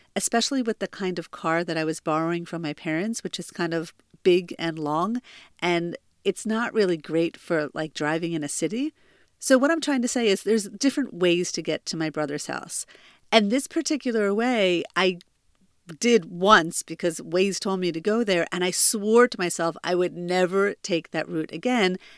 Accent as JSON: {"language": "English", "region": "New Jersey", "country": "United States", "tie": "born or raised there", "moved": "as an adult", "lives_now": "Israel", "said": "I'm originally from New Jersey, but I've been living in Israel for almost fifteen years"}